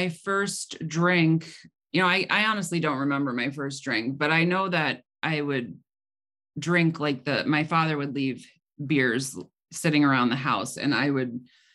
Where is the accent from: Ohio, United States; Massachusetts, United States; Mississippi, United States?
Ohio, United States; Cleveland; also born or lived in Medina County, Ohio; I grew up in the Cleveland, Ohio area